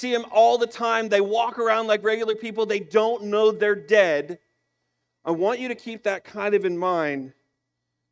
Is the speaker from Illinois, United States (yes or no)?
yes; Illinois, United States; I'm from Illinois